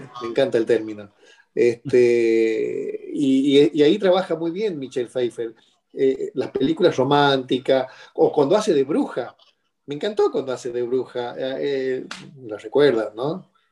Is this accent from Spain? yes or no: no; Argentina; also born or lived in Tierra del Fuego; de Argentina, vivo en Tierra del Fuego, al